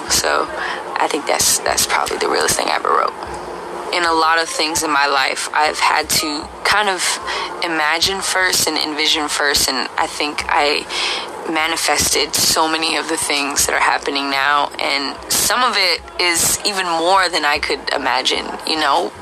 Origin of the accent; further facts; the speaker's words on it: Bay Area, California, United States; my hometown, in the Bay Area